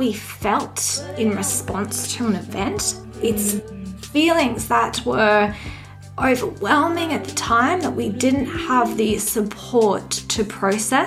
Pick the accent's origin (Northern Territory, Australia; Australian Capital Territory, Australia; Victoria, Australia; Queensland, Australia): Queensland, Australia; Redcliffe; also born or lived in Hobart, Tasmania / Forbes, New South Wales; So I did most of my growing up in Redcliffe, actually. So yeah, that's where I kind of grew up.